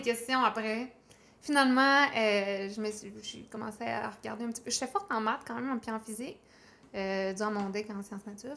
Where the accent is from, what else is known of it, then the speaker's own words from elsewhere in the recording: Chicoutimi, Quebec, Canada; je suis originaire du Saguenay. OK. De Chicoutimi.